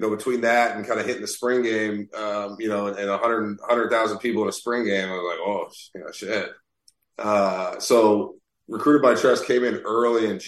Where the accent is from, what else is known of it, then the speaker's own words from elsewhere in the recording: Naples, Florida, United States; moved away as an adult; I was from Naples